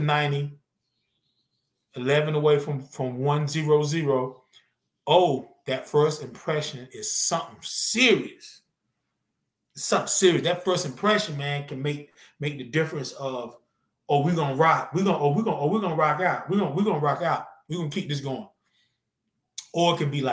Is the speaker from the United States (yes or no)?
yes; North Carolina, United States; moved away; also born or lived in Georgia; I'm from Z-Town, man. I'm from Zeppelin, North Carolina. Love it. By way of Georgia, now I've been here for so long